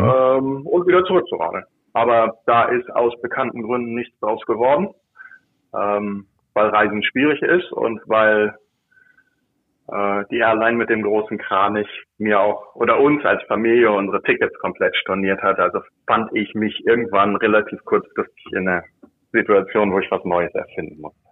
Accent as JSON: {"language": "German", "region": "Lower Saxony", "country": "Germany", "also_born_or_lived": "Northern Germany", "moved": "as an adult", "lives_now": "United States", "said": "Ich bin äh, selbstidentifizierender Niedersachse"}